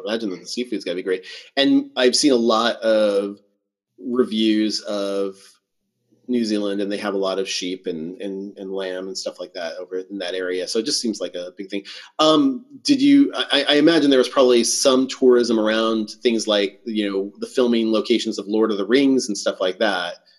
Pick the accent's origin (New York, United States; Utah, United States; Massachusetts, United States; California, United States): California, United States; Southern; I like growing up in Southern California